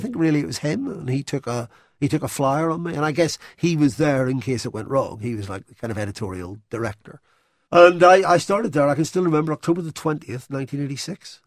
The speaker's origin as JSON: {"language": "English", "town": "Belfast", "region": "Northern Ireland", "country": "United Kingdom", "tie": "born or raised there", "also_born_or_lived": "London", "moved": "as an adult", "said": "I grew up in Belfast"}